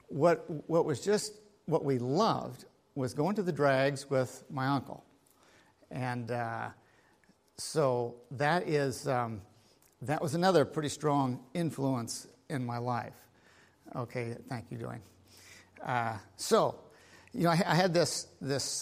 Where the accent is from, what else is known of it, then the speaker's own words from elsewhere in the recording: United States; I grew up here in Linn County. And I grew up on the farm